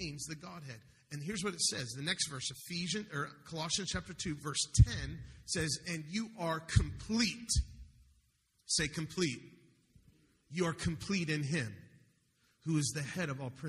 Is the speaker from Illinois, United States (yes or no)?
no; Denver, Colorado, United States; I'm the one from Denver